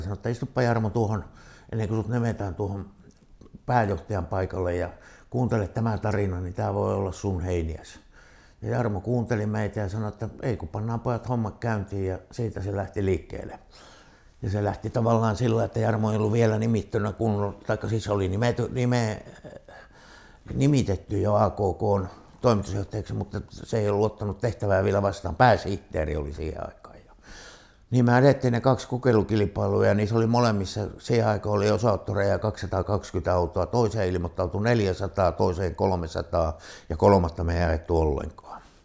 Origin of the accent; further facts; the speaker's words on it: Kaamanen, Lapland, Finland; now in Rovaniemi, Finland; me on itse sieltä Kaamasen perältä, niin takaisin sehän me sieltä on syntyisin